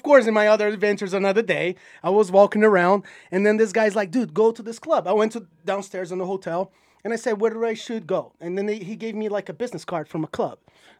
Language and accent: English; Brazil; English is a second language; also born or lived in New York; now in Utah, United States; I'm from Brazil.